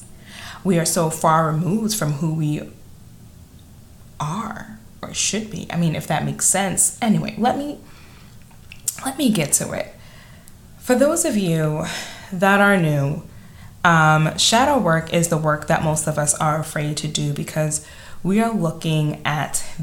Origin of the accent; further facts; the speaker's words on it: New York City, New York, United States; accent: Staten Island; my Staten Island accent